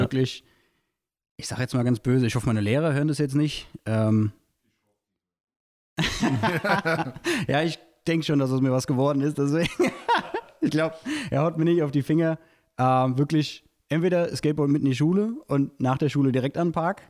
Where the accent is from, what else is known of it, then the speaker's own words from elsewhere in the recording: Goddelau, Hesse, Germany; ich bin in Gottelau groß geworden